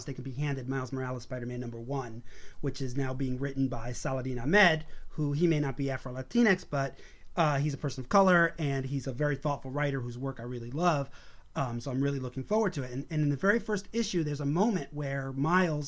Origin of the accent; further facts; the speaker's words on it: New York City, New York, United States; being a Puerto Rican kid growing up in Brooklyn